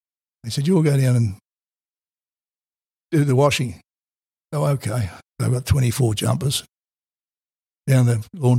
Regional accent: Sydney, New South Wales, Australia; I came from Darling Point. We lived at Darling Point, which is a posh area or anything

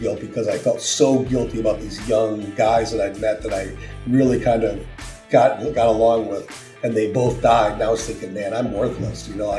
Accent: Wisconsin, United States; moved away as an adult; also born or lived in Illinois / Japan / Spain / Italy; I'm originally from Wisconsin. I was born in Illinois, raised in Wisconsin until I was 22, and then I joined the Navy.

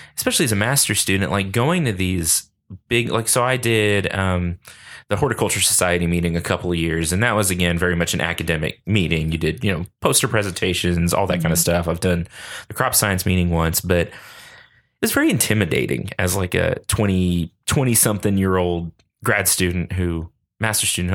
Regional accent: Lubbock, Texas, United States; I grew up here in Lubbock

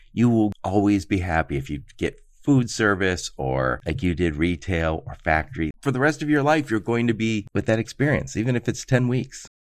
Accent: Dearborn, Michigan, United States; moved away; I grew up in Dearborn

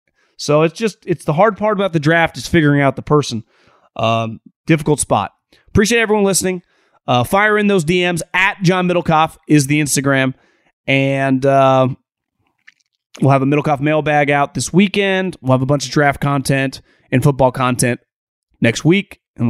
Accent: Davis, California, United States; one of my roommates and my neighbor, guy actually I grew up with in Davis, Jesse Dundon.

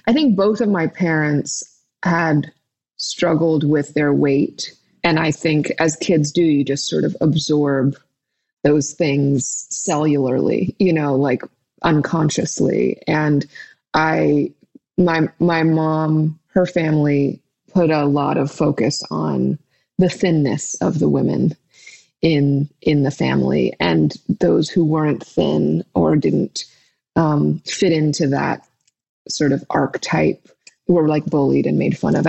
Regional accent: New York, United States; I was born in New York at Lenox Hill Hospital

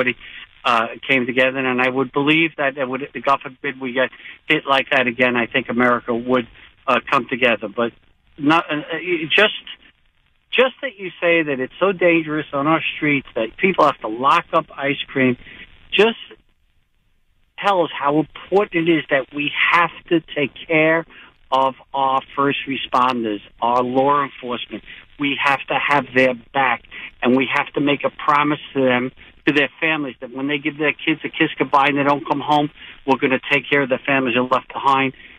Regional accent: New York City, New York, United States; my hometown, Staten Island, New York

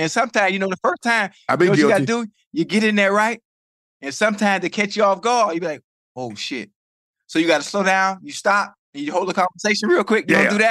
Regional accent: Dade County, Florida, United States; I'm from Dade County, boy.

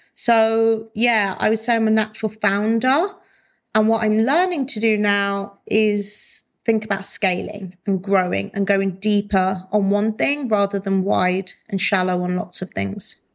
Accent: Wolverhampton, West Midlands, United Kingdom; moved away; I love Wolverhampton and I love going back. And I eventually do want to buy a house there and spend more time there. I love my hometown.

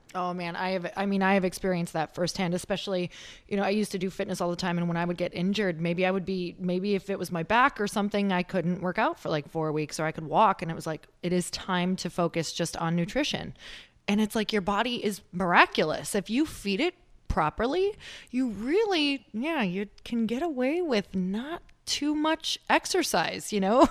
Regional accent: Midwest, United States; also born or lived in Upper Michigan / Wisconsin / Minnesota; I'm from the Midwest

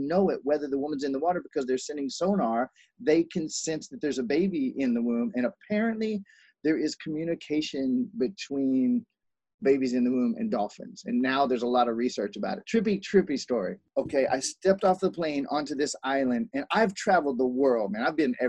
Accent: South Carolina, United States; also born or lived in Columbus, Ohio; now in Hawaii, United States; But I was born in Columbus, Ohio. I lived in South Carolina most of my life, and I traveled almost nonstop. So I have 42 different accents. And now I've been in Hawaii now for 9 years.

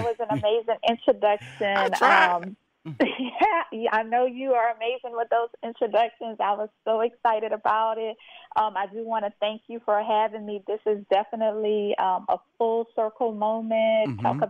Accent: St. Martinville, Louisiana, United States; Yes, so I am originally from St. Martinsville, Louisiana, a very small historical town in Louisiana, which is about 25 minutes outside of Lafayette, Louisiana.

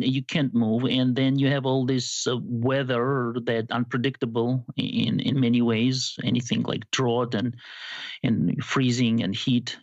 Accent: Georgia; moved away as an adult; also born or lived in Arizona, United States / Princeton, New Jersey, United States; now in Lincoln, United States; I'm from Georgia, but not Atlanta. I, don't have a southern accent

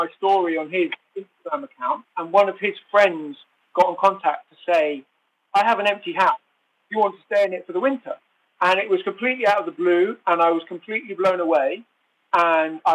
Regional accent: Oxford, South East England, United Kingdom; moved away as an adult; also born or lived in French Alps; So I'm originally from Oxford in England, and I spent about 30 years there

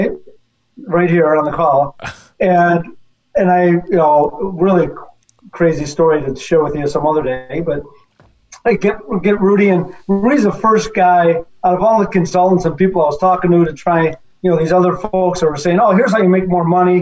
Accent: Chicago, Illinois, United States; I had some experience growing up in Chicago with my dad's places

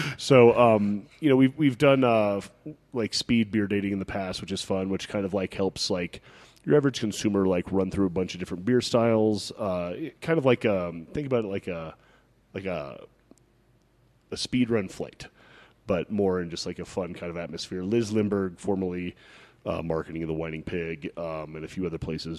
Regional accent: Pinetop-Lakeside, Arizona, United States; I grew up in Pine Top Lakeside, and I had friends in Snowflake

